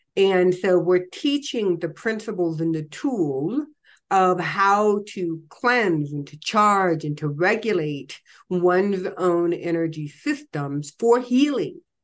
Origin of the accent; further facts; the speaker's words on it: Illinois, United States; moved away as an adult; also born or lived in Colorado Springs / Ho Chi Minh City; I, I was raised in Illinois, you know, I was kind of like a farm girl